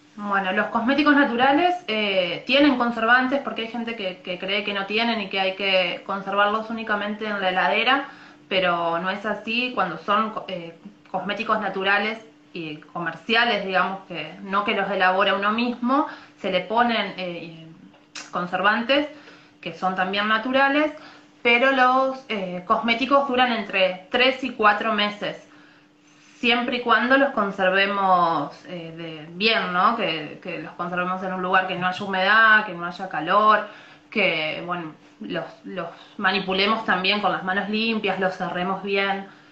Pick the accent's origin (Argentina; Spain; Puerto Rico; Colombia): Argentina; Buenos Aires; now in Colón, Argentina; en realidad soy de Buenos Aires, pero vivo en Colón, Entre Ríos, ya hace varios años que vivo acá en Colón